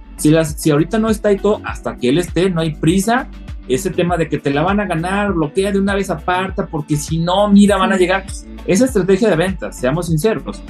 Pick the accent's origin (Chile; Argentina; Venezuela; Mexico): Mexico; northern Mexico; now in Guadalajara, Mexico; como buen norteño nacional